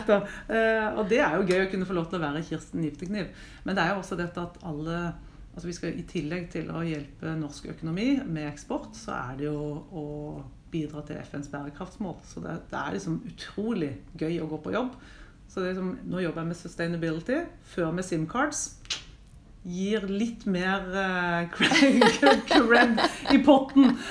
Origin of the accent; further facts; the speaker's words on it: Mandal, Agder, Norway; now in Oslo, Norway; er 49 år gammel. Ehm, som man kanskje ikke hører, så kom jeg fra Mandal. Men eh, det er vel avslept etter veldig mange år her i Oslo.